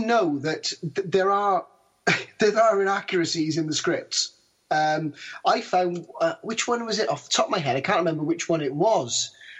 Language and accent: English; Australia; I'm Australian.